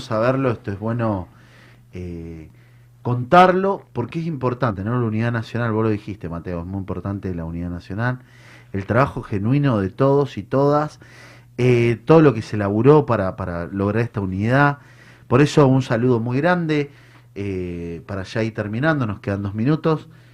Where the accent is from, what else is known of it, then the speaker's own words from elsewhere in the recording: Argentina; como, como Argentina